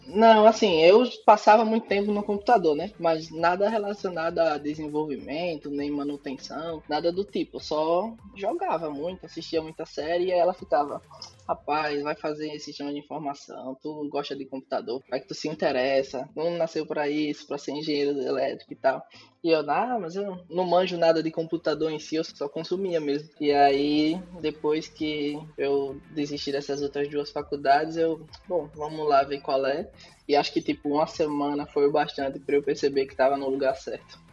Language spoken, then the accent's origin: Portuguese; Maceió, Alagoas, Brazil; moved away as an adult; now in Stockholm, Sweden; sou de Maceió e atualmente eu moro em Estocolmo, na Suécia. Estou aqui há seis meses.